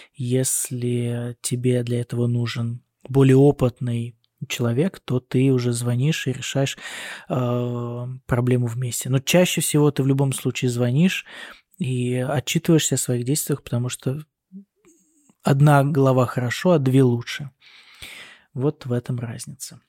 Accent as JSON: {"language": "Russian", "country": "Russia", "moved": "as an adult", "lives_now": "Germany", "said": "я сказал, из России"}